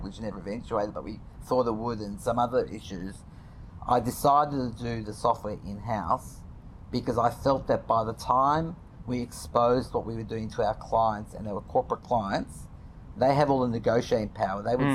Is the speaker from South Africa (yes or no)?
no; Australia; I'm this nobody from Australia